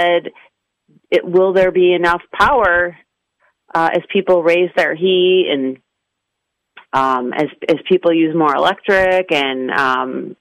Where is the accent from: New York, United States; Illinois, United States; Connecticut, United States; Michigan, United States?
Illinois, United States; Chicago; now in Dallas, United States; I'm originally from Chicago, so I'm used to a real winter